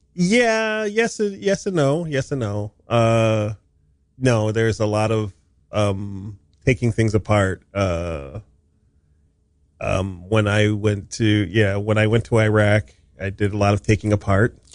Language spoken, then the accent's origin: English; Hawaii, United States; moved away as an adult; I was, uh, raised in Hawaii